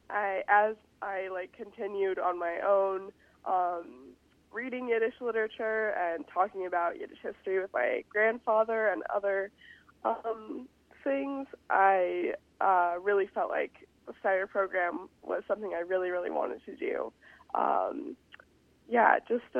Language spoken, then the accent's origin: English; outside of Los Angeles, California, United States; moved away as an adult; now in St. Paul, United States; I grew up outside of Los Angeles